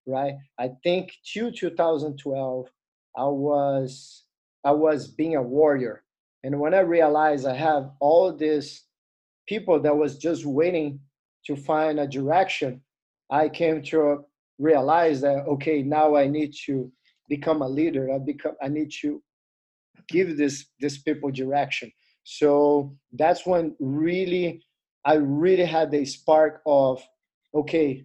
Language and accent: English; Alagoas, Brazil; English is a second language; moved away as an adult; now in Maryland, United States; Alagoas, or my hometown, didn't have jiu-jitsu